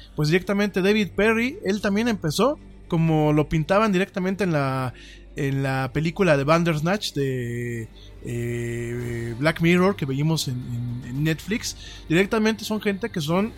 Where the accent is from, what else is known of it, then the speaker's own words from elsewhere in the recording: Mexico; somos los mexicanos